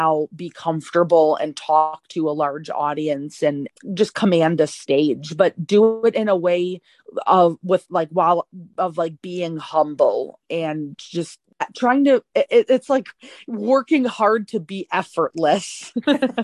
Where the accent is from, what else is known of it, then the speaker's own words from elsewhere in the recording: Tampa, Florida, United States; also born or lived in Chicago suburbs, Illinois; now in Chicago, United States; I was raised in Tampa, Florida